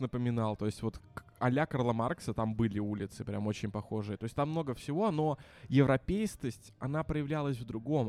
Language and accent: Russian; Minsk, Belarus; also born or lived in Saint Petersburg, Russia; я вернулся из Питера на родину в Минск